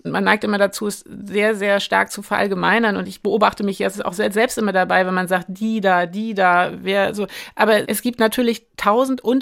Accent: East Germany, Germany; Ich habe eben auch meine ostdeutschen Eltern und meine ostdeutsche Heimat und ich komme aus der Nummer auch nicht mehr raus.

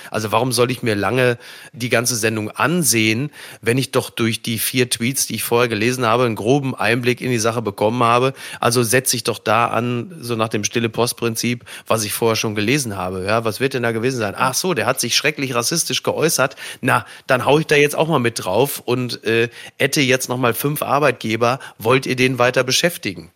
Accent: Ruhr area, North Rhine-Westphalia, Germany; ich komme aus dem Ruhrgebiet

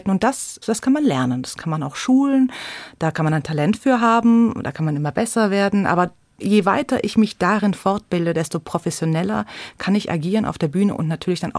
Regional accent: Munich, Bavaria, Germany; Und ich bin aber in München geboren und aufgewachsen, also sozusagen in, in Bayern.

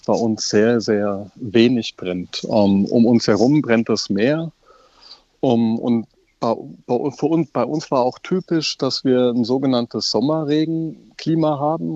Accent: Germany; Bei uns in Deutschland

